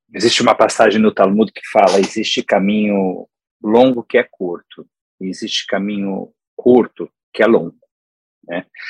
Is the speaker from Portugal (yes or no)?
no; São Paulo, Brazil; now in United States; em São Paulo, de onde eu venho